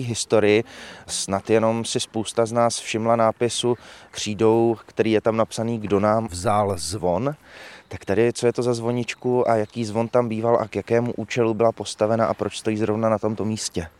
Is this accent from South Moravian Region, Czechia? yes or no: no; Olomouc, Olomouc Region, Czechia; kteří jsme z Olomouce